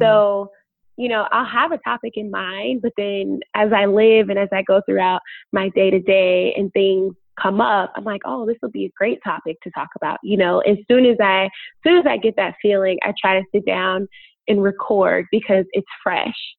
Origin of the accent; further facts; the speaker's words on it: Chicago, Illinois, United States; moved away as an adult; now in Los Angeles, United States; I was born and bred in Chicago.